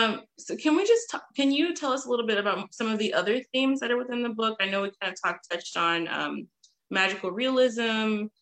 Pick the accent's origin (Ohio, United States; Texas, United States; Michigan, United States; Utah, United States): Texas, United States; So I'm originally from Texas